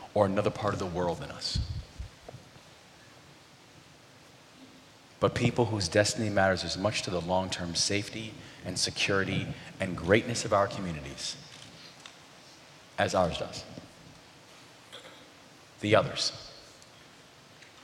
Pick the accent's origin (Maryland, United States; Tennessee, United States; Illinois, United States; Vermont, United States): Maryland, United States; Baltimore; the Baltimore Sun, which was the name of my hometown paper